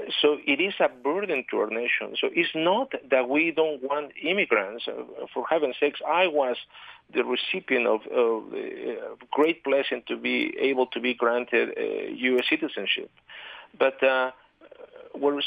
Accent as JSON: {"language": "English", "region": "Mexico City", "country": "Mexico", "tie": "born or raised there", "moved": "as an adult", "lives_now": "Utah, United States", "said": "I was born and raised in Mexico City"}